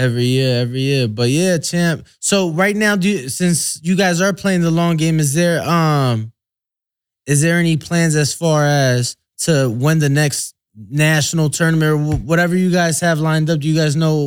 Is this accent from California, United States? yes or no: no; Chicago, Illinois, United States; I'm from Chicago